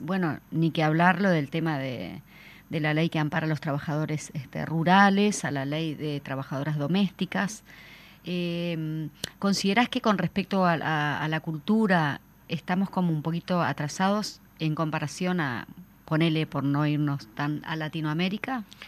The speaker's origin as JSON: {"language": "Spanish", "country": "Uruguay", "said": "nosotros como, uruguayos"}